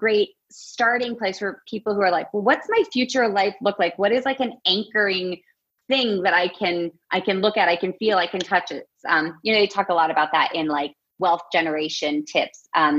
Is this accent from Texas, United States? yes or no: no; Alaska, United States; I grew up in Alaska